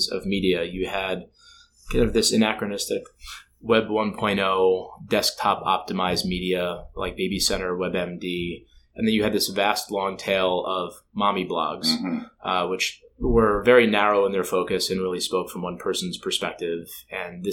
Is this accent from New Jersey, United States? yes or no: yes; New Jersey, United States; also born or lived in Minneapolis; I grew up in New Jersey